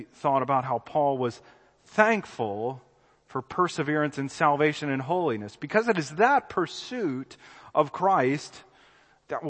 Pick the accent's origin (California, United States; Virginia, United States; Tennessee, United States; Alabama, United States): Alabama, United States; Birmingham; I'm from Birmingham, Alabama